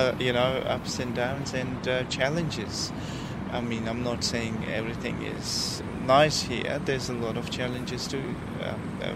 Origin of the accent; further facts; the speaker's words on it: Parachinar, Khyber Pakhtunkhwa, Pakistan; now in Brisbane, Australia; I grew up in the northwest of Pakistan called Parachinar